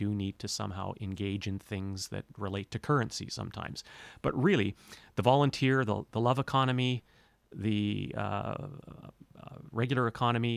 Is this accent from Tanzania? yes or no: no; North Vancouver, British Columbia, Canada; moved away as an adult; also born or lived in Banff, Alberta; now in Cortes Island, Canada; I was raised in North Vancouver in the hills there, Lynn Canyon, North Vancouver